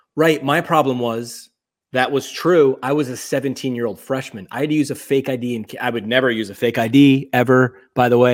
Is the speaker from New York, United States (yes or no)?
yes; New York, United States; moved away; also born or lived in Northeast Pennsylvania; I grew up in New York